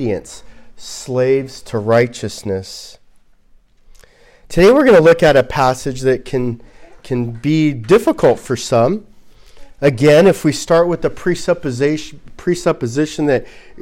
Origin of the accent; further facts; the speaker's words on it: Southern California, United States; growing up in Southern California